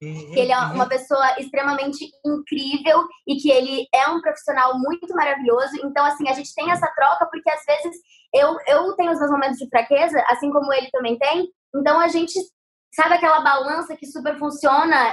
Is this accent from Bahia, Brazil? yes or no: no; Guarapuava, Paraná, Brazil; also born or lived in São Paulo; now in Rio de Janeiro, Brazil; eu sou do Paraná, né? Guarapuava